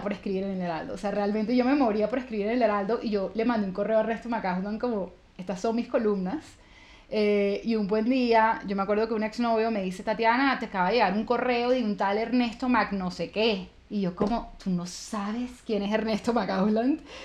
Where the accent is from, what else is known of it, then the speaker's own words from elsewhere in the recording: Valledupar, Cesar, Colombia; accent: costeña; also born or lived in Santa Marta; No vengo de Aguachica Cesar, pero nací en Valledupar Cesar, que está relativamente cerca